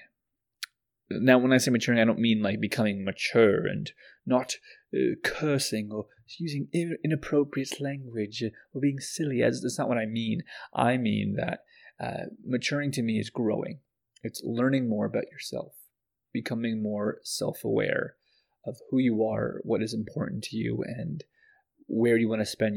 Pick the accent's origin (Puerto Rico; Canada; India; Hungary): Canada; also born or lived in Pakistan; I was born in Pakistan and moved here when I was very young. So I was raised in Canada, so I'm very much Canadian